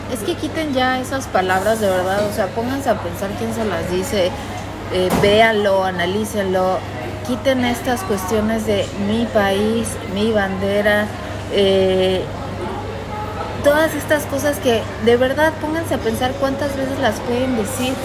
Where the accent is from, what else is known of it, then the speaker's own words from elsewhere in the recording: Mexico; Soy mexicana